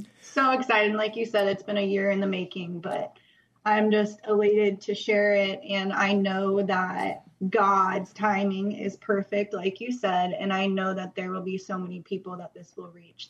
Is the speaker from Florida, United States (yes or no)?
yes; Jacksonville, Florida, United States; born there; Well, I was born in Jacksonville, but my dad was a Marine, so we always moved everywhere.